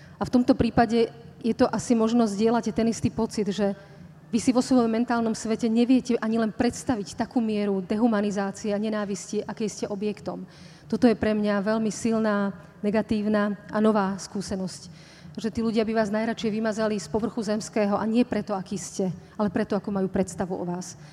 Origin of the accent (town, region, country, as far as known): Slovakia